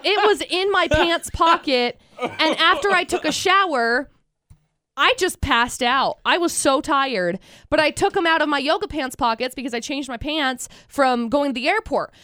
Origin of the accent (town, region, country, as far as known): Utah, United States; born or raised there